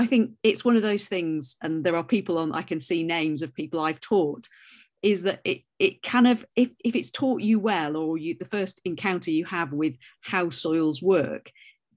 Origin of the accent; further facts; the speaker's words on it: North Wales, United Kingdom; I grew up in Wales, in North Wales, where the rain falls sideways